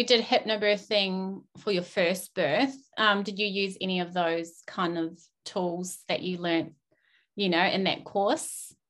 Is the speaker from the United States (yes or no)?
no; New Zealand; now in Australia; we're both from New Zealand, so we're Kiwi girls.